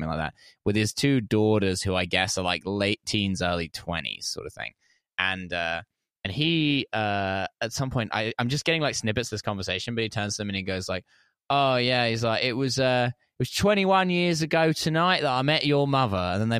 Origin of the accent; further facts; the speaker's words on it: Essex, East of England, United Kingdom; I was in my hometown in Essex, which I mentioned before the show is the New Jersey of the United Kingdom.